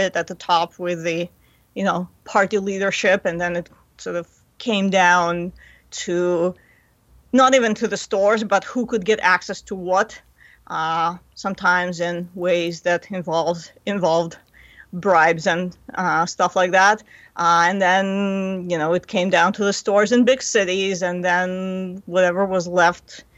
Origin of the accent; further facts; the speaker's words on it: Moscow, Russia; moved away as an adult; also born or lived in Ithaca, New York / Boston; now in Ann Arbor, United States; I was a kid growing up in Moscow